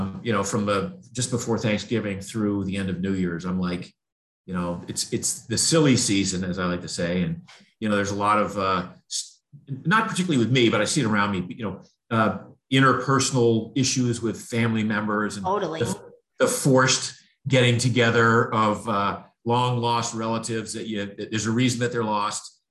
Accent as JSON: {"language": "English", "region": "Maine", "country": "United States", "tie": "born or raised there", "said": "in New England, where I grew up in Maine"}